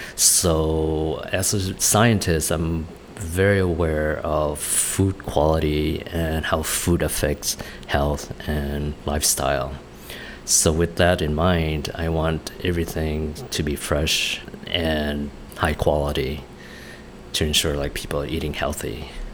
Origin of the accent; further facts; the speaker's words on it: Vietnam; moved away; my brothers and I grew up in Vietnam, going to school there